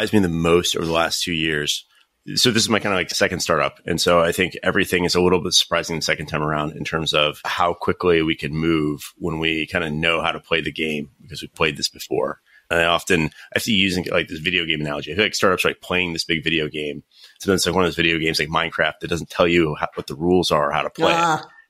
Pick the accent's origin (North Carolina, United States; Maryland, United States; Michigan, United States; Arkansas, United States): North Carolina, United States; moved away as an adult; now in California, United States; I'm actually originally from North Carolina, studied computer science